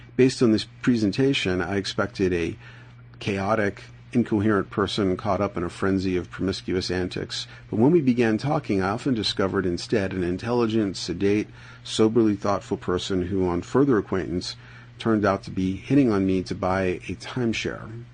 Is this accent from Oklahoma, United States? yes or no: no; New York City, New York, United States; moved away as an adult; now in Boulder, United States; I'm from the Bronx